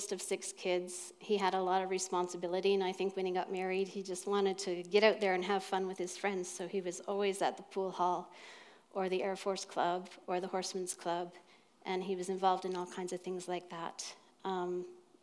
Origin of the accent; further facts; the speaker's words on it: Nova Scotia, Canada; moved away as an adult; now in Newmarket, Canada; I grew up in Nova Scotia, and I married somebody in Ontario